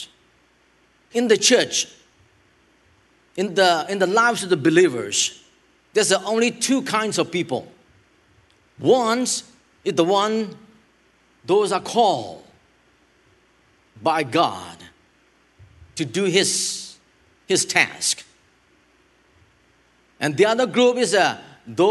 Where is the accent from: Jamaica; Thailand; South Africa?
Thailand; I help my homelands over there